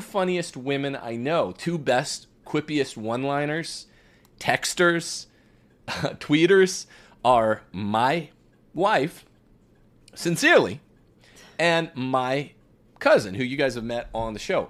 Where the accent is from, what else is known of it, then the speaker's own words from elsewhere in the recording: Bakersfield, California, United States; We are from Bakersfield.